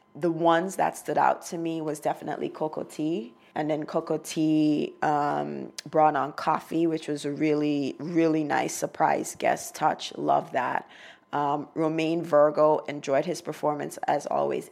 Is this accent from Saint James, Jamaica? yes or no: yes; Montego Bay, Saint James, Jamaica; now in United States; Montego Bay because that's where I'm from